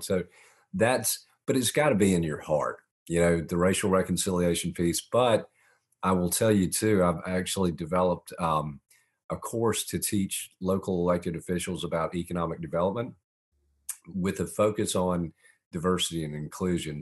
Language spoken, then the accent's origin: English; Augusta, Georgia, United States; also born or lived in Montreal, Canada; I was born in Montreal, Canada, moved to Augusta when I was four